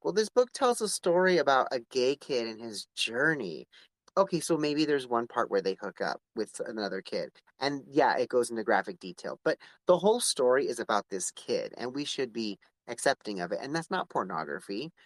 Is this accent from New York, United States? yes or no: no; Palmdale, California, United States; I'm from Palmdale